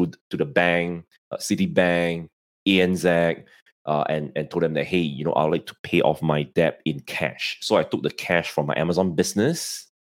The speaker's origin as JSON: {"language": "English", "country": "Singapore", "said": "I'm in Singapore and, I'm from Singapore"}